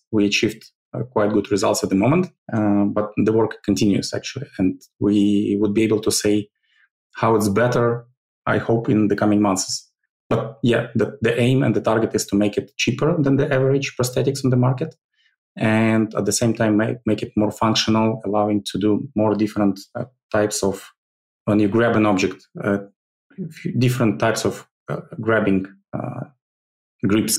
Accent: Ukraine; Originally, I'm from Ukraine. I, I, I was born in, uh, actually, not in Ukraine, but I li- lived all my life in the Ukraine

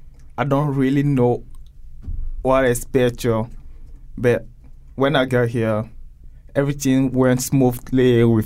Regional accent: Togo; now in Connecticut, United States; I came from Togo, in a country in West Africa. I got here almost 2 years. I won a GVS3 lottery visa.

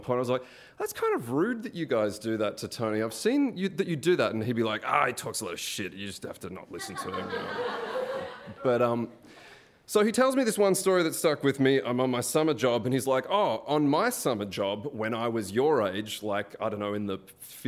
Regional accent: Melbourne, Victoria, Australia; moved away; I'm Australian. I'm from Melbourne.

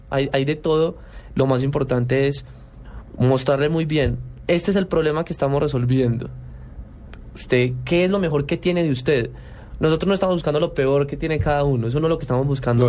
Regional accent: Colombia; somos los únicos colombianos

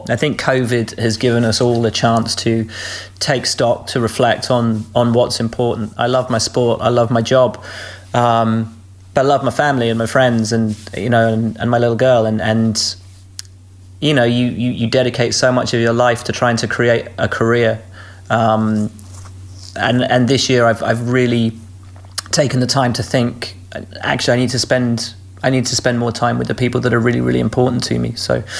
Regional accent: Malvern, West Midlands, United Kingdom; which I grew up in Malvern, so on the Malvern Hill.

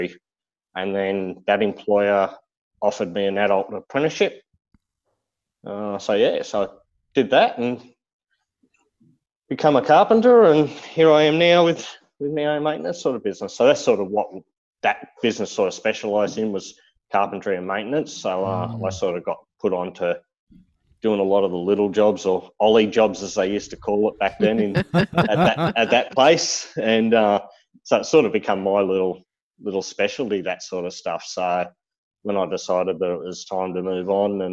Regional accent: Blue Mountains, west of Sydney, New South Wales, Australia; moved away as an adult; now in Queensland, Australia; I'm originally from the Blue Mountains, west of Sydney

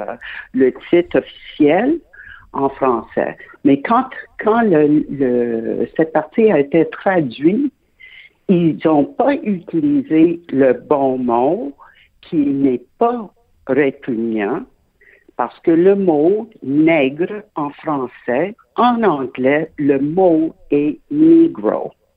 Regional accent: Quebec, Canada; je suis québécoise de naissance

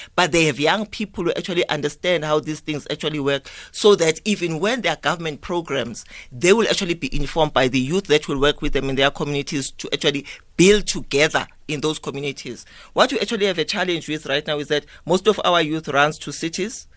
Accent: South Africa

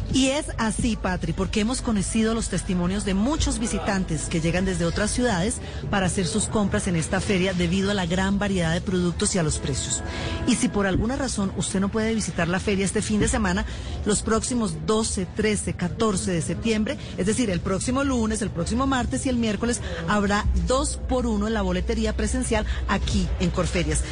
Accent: Colombia; como buen colombiano

